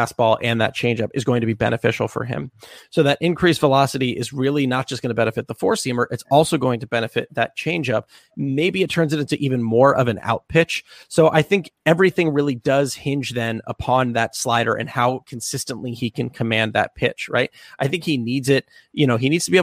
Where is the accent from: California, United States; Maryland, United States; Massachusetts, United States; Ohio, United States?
Maryland, United States; Columbia; also born or lived in Clarksville, Maryland; I grew up in Columbia and Clarksville